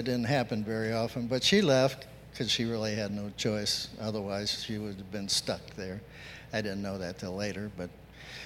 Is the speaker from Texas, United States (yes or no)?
yes; San Antonio, Texas, United States; moved away; also born or lived in Lordstown, Ohio area; I was born in San Antonio, and Hispanic families are very close and tight-knit. And I grew up in that culture